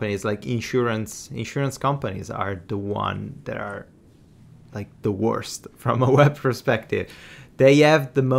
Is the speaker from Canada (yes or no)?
no; Italy; I'm from Italy